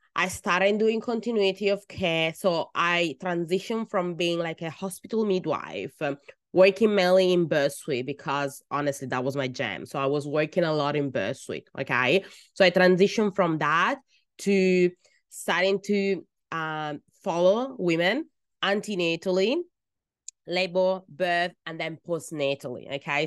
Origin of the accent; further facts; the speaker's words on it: Italy; first language Italian; English is a second language; moved away as an adult; now in Australia; I was born in Italy